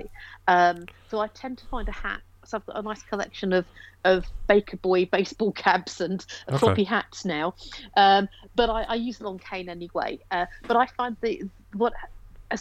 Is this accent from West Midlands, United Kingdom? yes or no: no; Ilford, London, United Kingdom; moved away as an adult; now in Droitwich Spa, United Kingdom; Essex. I was born in sort of East London, Essex borders, a place called Ilford. I moved to the Midlands about 12 years ago.